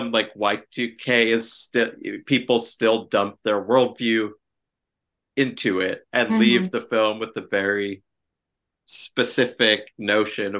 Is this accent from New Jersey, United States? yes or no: yes; New Jersey, United States; my home state of New Jersey